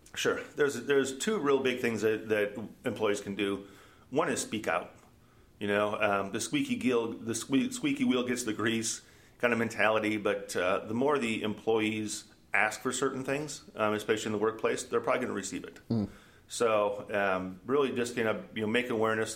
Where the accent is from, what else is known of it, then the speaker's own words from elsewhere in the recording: Minnesota, United States; also born or lived in Omaha / Iowa; now in Des Moines, United States; Born and raised in Minnesota